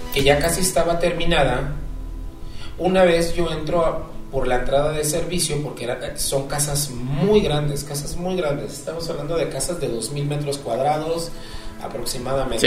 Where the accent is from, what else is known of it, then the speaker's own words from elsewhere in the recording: Acapulco, Guerrero, Mexico; now in Puebla, Mexico; para nosotros, en Acapulco